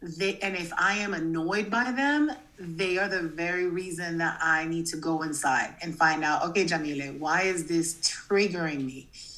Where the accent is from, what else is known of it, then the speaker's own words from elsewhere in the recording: Massachusetts, United States; also born or lived in New Jersey; I was born in New Jersey and I grew up in Massachusetts. I went to 27 schools.